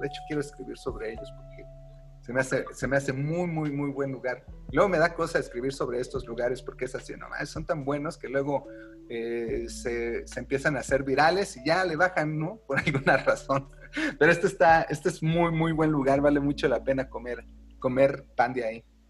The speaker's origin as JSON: {"language": "Spanish", "country": "Mexico", "said": "nosotros como mexicanos"}